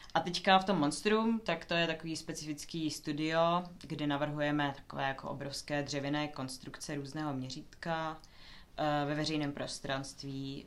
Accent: Ostrava, Moravian-Silesian Region, Czechia; moved away as an adult; now in Denmark; Já jsem sama původem z Ostravy

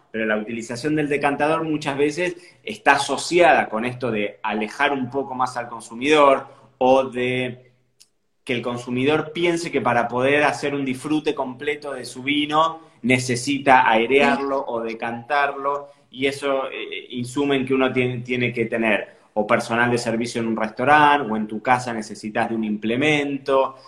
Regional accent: Carlos Casares, Buenos Aires Province, Argentina; moved away as an adult; also born or lived in Santa Rosa, La Pampa; now in Marbella, Spain; Yo nací en Buenos Aires, pero me crié en, una ciudad que se llama Carlos Casares, que está como unos 300 kilómetros fuera de, Buenos Aires

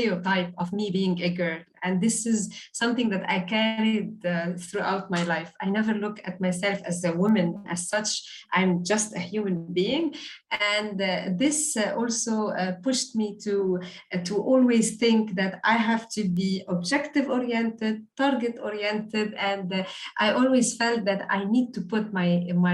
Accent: Beirut, Beirut Governorate, Lebanon; moved away as an adult; now in Dubai, United Arab Emirates; I'm originally from Beirut, from Lebanon. And today I'm living in the beautiful city of Dubai

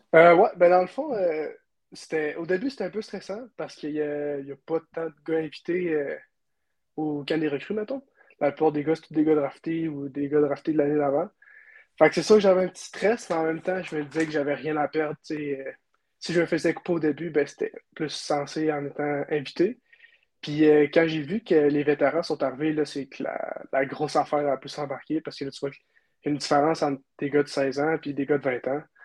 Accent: Quebec City, Quebec, Canada; hockey mineur à Charlebourg

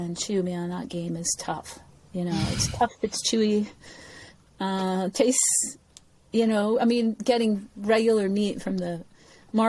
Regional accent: Wilmington, Delaware, United States; also born or lived in Washington, D.C.; I was born in Washington, D.C., into kind of a political family, right near the White House. And my family moved to after Washington, D.C., we moved to Wilmington, Delaware

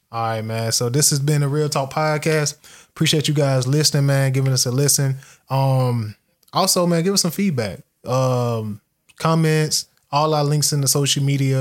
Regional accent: United States; We Americans

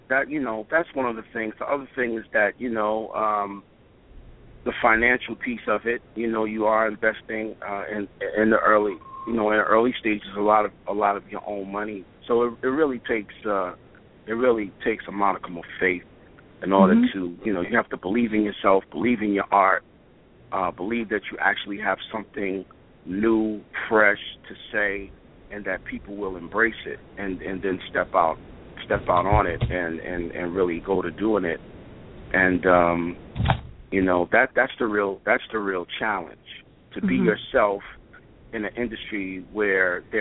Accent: New York City, New York, United States; I'm from Brooklyn

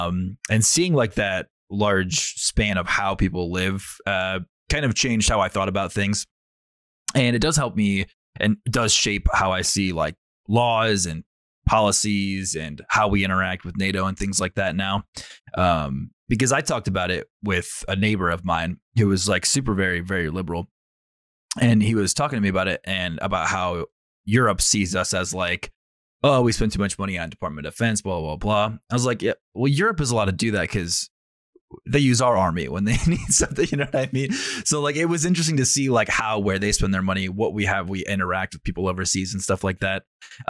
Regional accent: Fort Lewis, Washington, United States; born there; I was born in Fort Lewis, formerly, it's, you know, Joint Base McCord or whatever it is now, but I was born on Fort Lewis.

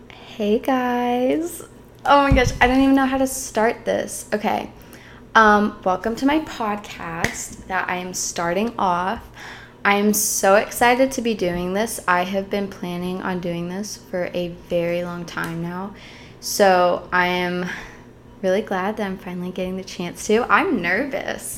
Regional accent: Chicago, Illinois, United States; I was born and raised in Chicago

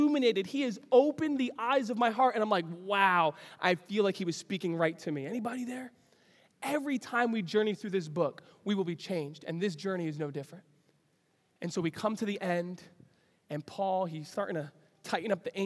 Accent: New York City, New York, United States; I grew up in New York City, Lower East Side of Manhattan

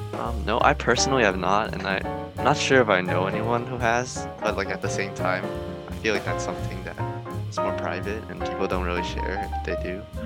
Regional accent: Oakland, California, United States; I'm from Oakland

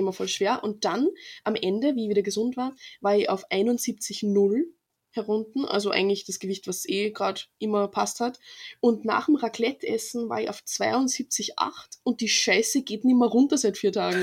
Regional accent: Freistadt, Upper Austria, Austria; weil wir haben so einen Verein bei uns in Freistadt

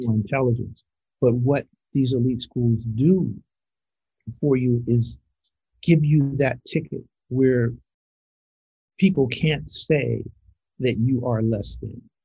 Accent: Los Angeles, California, United States; also born or lived in Little Rock, Arkansas / Montreal; I'm not born and bred in, Los Angeles. Don't have the born part, but I was bred here

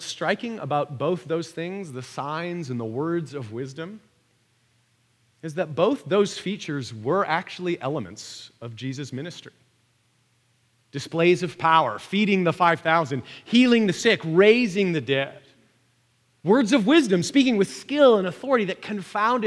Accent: Vancouver, British Columbia, Canada; my hometown of Vancouver

